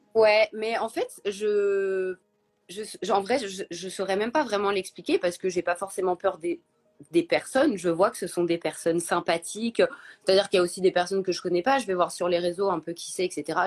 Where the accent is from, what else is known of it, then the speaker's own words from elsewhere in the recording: Paris, Île-de-France, France; je suis parisienne, j'ai 32 ans